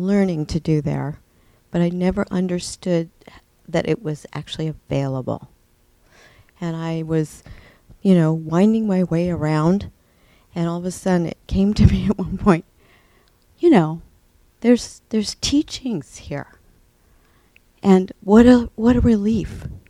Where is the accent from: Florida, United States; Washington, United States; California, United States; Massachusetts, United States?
California, United States; Redwood City; I come from Redwood City.